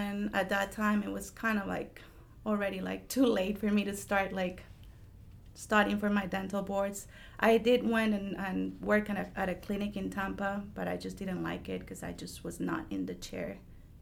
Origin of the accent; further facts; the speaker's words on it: Costa Rica; English is a second language; moved away as an adult; now in Jacksonville, United States; I'm originally from Costa Rica. All my family lives in Costa Rica